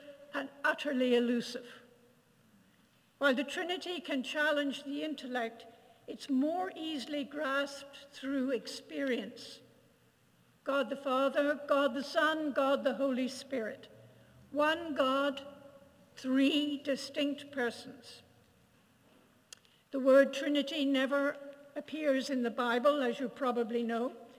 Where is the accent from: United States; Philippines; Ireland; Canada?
Ireland; I grew up in Ireland.